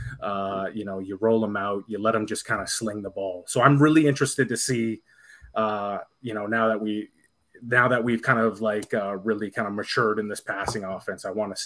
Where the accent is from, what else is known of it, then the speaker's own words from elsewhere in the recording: Canada; I'm Canadian